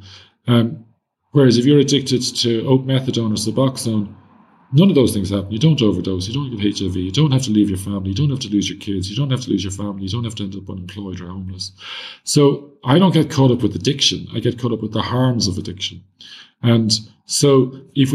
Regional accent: Ireland; As an Irish person

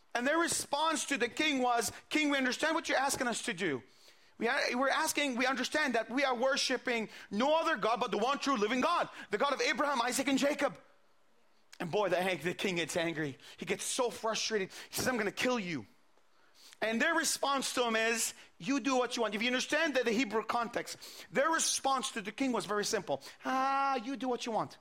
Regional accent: Bethlehem, West Bank, Palestine; also born or lived in Jerusalem; I was born in Jerusalem and I grew up all my life in the city of Bethlehem.

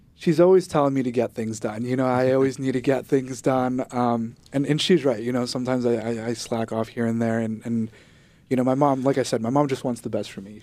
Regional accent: Guatemala; now in United States; I was born in Guatemala

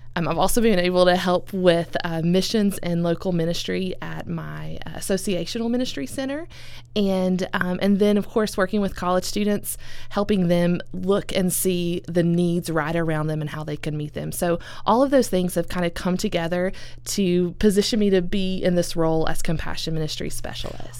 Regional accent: Elizabethton, Tennessee, United States; also born or lived in South Asia / Nashville, Tennessee; I am originally from Elizabethton, Tennessee, so up in the northeast corner. Grew up there

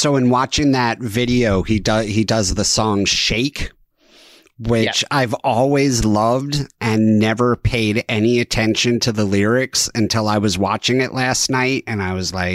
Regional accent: New Jersey, United States; I grew up in Jersey

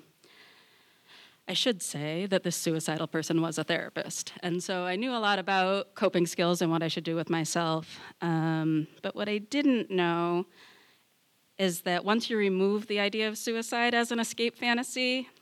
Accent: Massachusetts, United States; also born or lived in Boston; I'm from Massachusetts

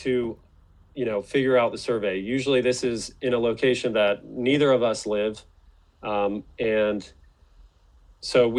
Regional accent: North Carolina, United States; my home state of North Carolina

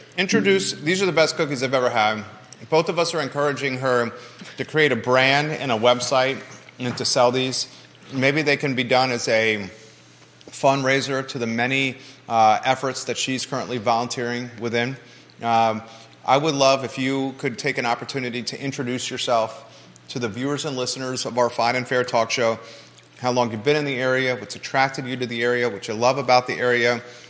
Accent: Tidewater, Virginia, United States; born or raised there; now in Keswick, United States

